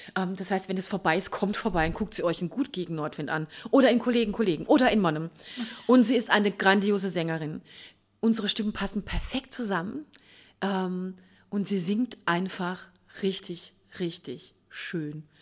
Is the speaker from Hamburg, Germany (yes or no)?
no; Mannheim, Baden-Württemberg, Germany; Wir sind ja selber Mannheimer